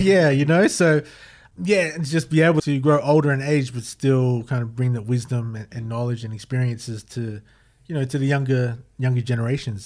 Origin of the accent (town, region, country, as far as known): Queanbeyan, New South Wales, Australia; born or raised there